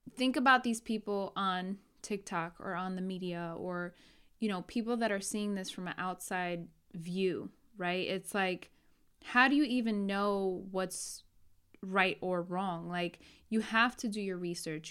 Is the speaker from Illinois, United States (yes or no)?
no; New York, United States; born and raised in New York